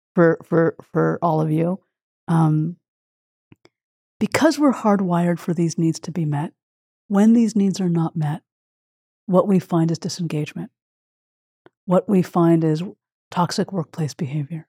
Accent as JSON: {"language": "English", "region": "Quebec", "country": "Canada", "tie": "born or raised there", "said": "my childhood and growing up in Quebec. Canada"}